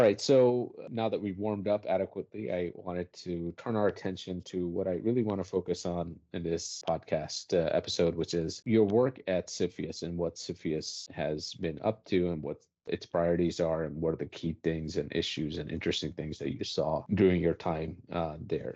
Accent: Washington, District of Columbia, United States; now in New York, United States; I grew up around D C

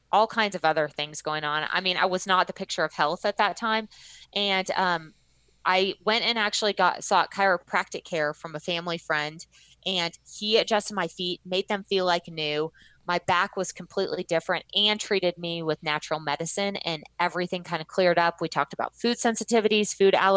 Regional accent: Texas, United States; moved away; I did a lot of my growing up in Texas

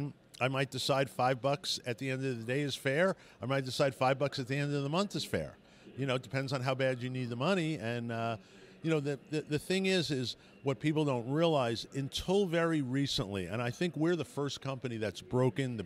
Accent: Colorado, United States; I'm from Colorado

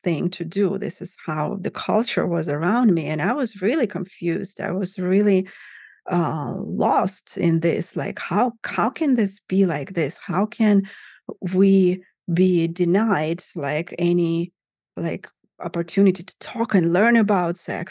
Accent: Russia; I grew up in Russia, in Soviet Union, actually, to begin with. But then Russia in the 90s

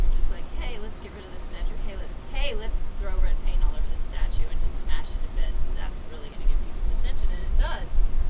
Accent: the South, United States; I'm from the South. I'm sure I have relatives that are, you know, that were Confederate in the Confederacy.

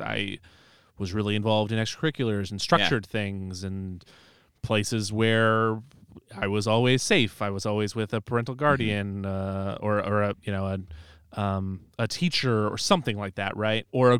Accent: Dubuque, Iowa, United States; I grew up in Dubuque.

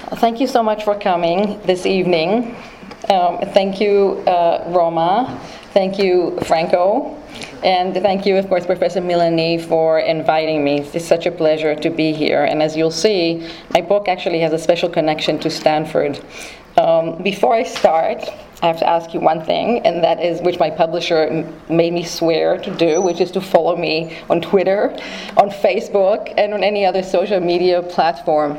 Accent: Israel; I was born and raised in Israel.

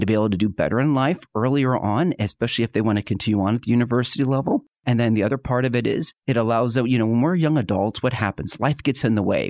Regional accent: outside of Philadelphia, Pennsylvania, United States; born or raised there; now in Northwest Arkansas, United States

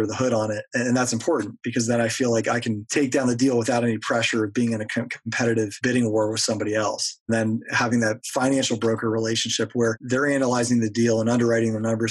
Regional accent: Erie, Pennsylvania, United States; my hometown

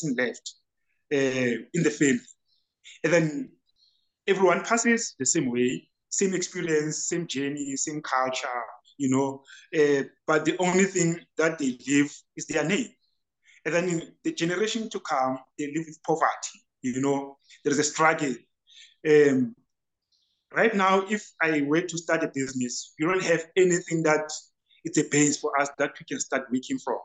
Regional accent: Free State, South Africa; I'm from Free State, Masilo Chenese. The house, it's 535, and then Phakedi Street is the street

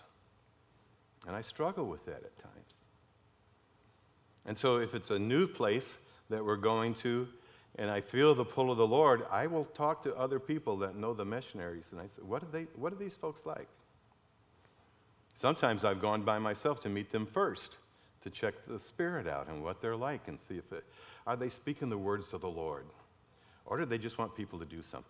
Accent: Detroit, Michigan, United States; growing up in Detroit

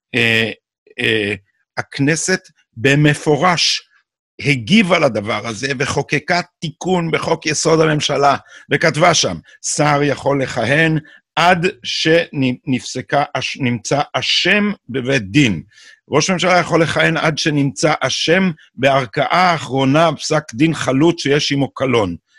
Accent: Jerusalem, Jerusalem District, Israel; אני בא מהאליטה האשכנזית של ירושלים

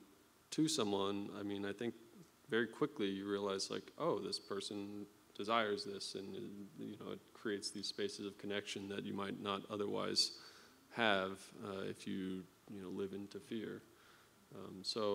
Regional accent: Oregon, United States; I'm from Oregon, so I'm a Nike fan

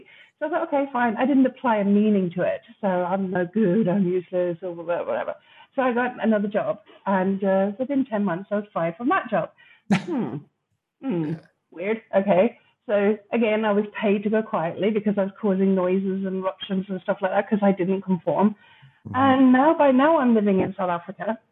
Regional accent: Ireland; moved away as an adult; also born or lived in London; I grew up in Ireland, a very unusual childhood.

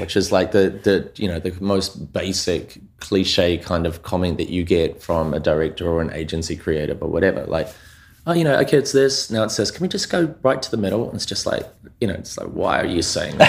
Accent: New Zealand; moved away; I grew up in New Zealand, like, um, Aotearoa, to, you know, first generation immigrants.

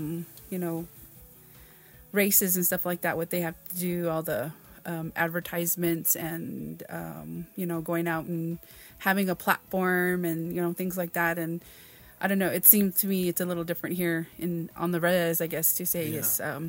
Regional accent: Mescalero, New Mexico, United States; I am 49 years old. I am from Mescalero. Of course, tribal enrolled member kind of thing.

